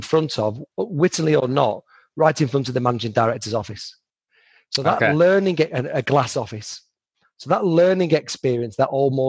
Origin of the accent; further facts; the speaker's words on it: Bolton, North West England, United Kingdom; moved away as an adult; also born or lived in Carlisle / London; I'm from Bolton originally